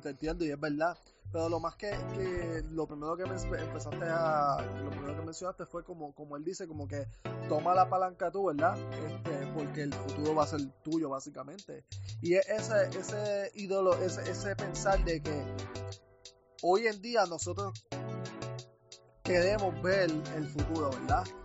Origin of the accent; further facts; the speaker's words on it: Puerto Rico; now in United States; yo me fui de Puerto Rico